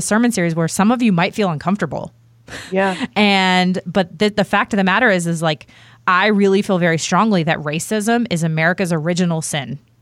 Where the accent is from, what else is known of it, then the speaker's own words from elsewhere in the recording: Virginia, United States; moved away as an adult; also born or lived in the South; I grew up outside of Washington D.C.